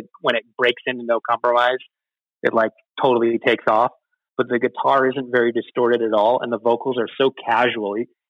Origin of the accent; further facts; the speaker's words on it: California, United States; Like, I'm from California.